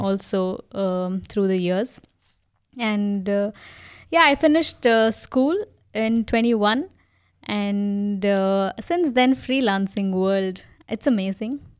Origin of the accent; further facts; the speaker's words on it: India; moved away as an adult; now in Germany; me being from an Indian family